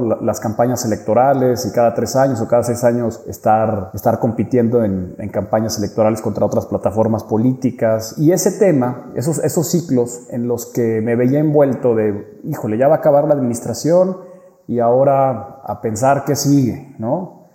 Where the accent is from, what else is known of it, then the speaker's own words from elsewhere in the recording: San Luis Potosí, Mexico; also born or lived in Mexico City; Soy potosino, pero bueno, hice allá la carrera